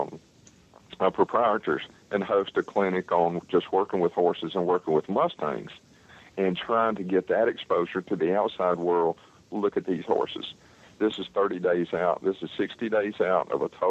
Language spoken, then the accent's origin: English; North Carolina, United States; I was raised up here in North Carolina